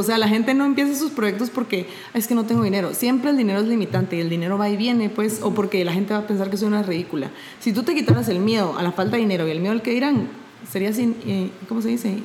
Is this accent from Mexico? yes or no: no; Guatemala; yo soy de Guatemala